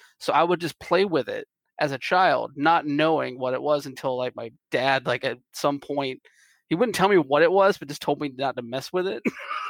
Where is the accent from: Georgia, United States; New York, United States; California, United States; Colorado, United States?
Georgia, United States; Moultrie; where I grew up in Moultrie